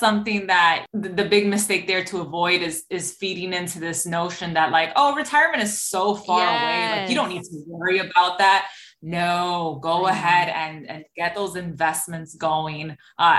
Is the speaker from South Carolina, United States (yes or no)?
no; New York City, New York, United States; I'm obviously from New York City